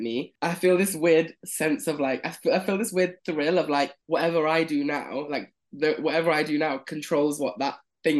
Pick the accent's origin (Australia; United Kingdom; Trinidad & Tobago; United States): United Kingdom; Leicester, East Midlands; moved away as an adult; also born or lived in London; I'm from Leicester. From Leicester.